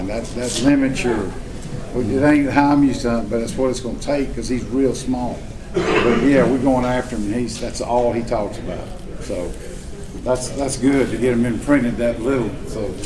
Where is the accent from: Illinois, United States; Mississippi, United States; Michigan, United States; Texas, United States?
Mississippi, United States; I grew up hunting in the Homochitto National Forest. That's the only place I had till I was in my early to mid twenties.